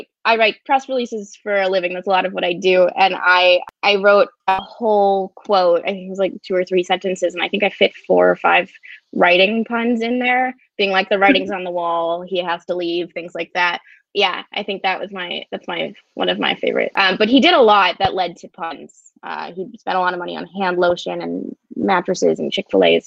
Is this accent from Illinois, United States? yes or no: no; San Diego, California, United States; I grew up in San Diego